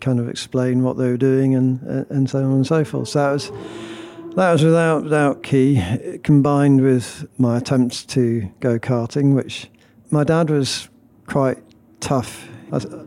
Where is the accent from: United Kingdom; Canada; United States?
United Kingdom; Stratford-upon-Avon, West Midlands; accent: Brummie; from Stratford, where I grew up